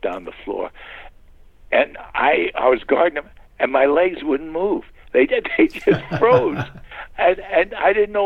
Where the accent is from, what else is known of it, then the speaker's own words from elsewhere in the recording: New York City, New York, United States; When I was growing up in Long Island, we were living in St. Albans